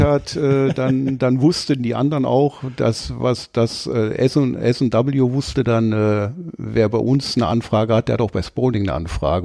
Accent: Duisburg, North Rhine-Westphalia, Germany; accent: Duisburger Akzent; ich bin gebürtig aus dem Ruhrgebiet, aus Duisburg

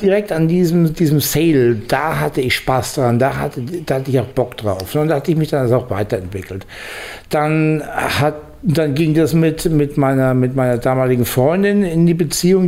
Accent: Bamberg, Bavaria, Germany; moved away as an adult; also born or lived in Ruhr area; ich komme eigentlich aus Bamberg, also aus, aus dem Frankenlande eigentlich

